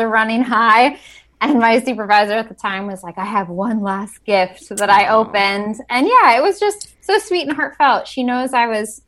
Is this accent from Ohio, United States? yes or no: yes; Northeast Ohio, United States; born and raised in Northeast Ohio. I ended up staying in this area after college